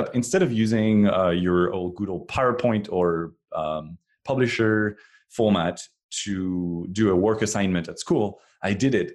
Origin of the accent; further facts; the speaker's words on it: France; moved away as an adult; now in Cupertino, United States; I was born in France and, um, until twenty twelve, I was, uh, was way back there in France